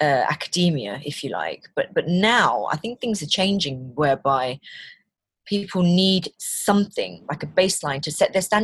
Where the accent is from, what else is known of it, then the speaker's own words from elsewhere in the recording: London, United Kingdom; also born or lived in Malaysia; now in Leicestershire, United Kingdom; I'm from London. My family are originally from Malaysia. I've got two kids. We now live in Leicestershire